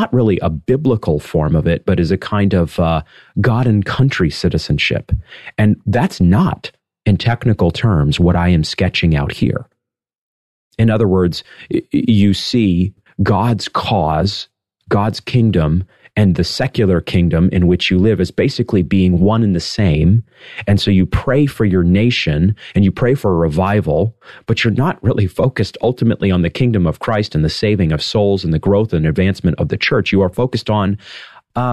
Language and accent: English; United States; in my own country here, as an American citizen